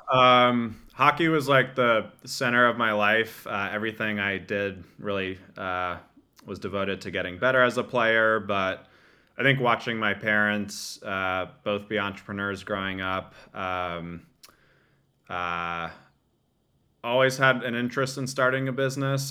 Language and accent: English; Bergen County, northern New Jersey, United States; grew up in northern New Jersey in, uh, Bergen County, about forty-five minutes outside, uh, New York City.